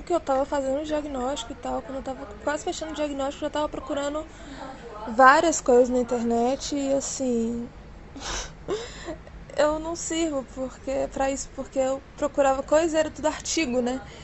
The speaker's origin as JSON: {"language": "Portuguese", "town": "Contagem", "region": "Minas Gerais", "country": "Brazil", "said": "eu sou de Contagem, que é colado ali em Belo Horizonte, Minas Gerais"}